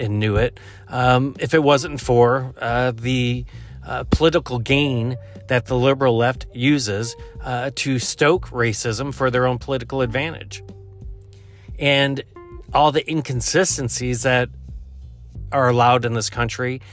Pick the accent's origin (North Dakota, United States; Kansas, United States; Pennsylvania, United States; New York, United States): New York, United States; Buffalo; moved away; I'm originally from the Buffalo area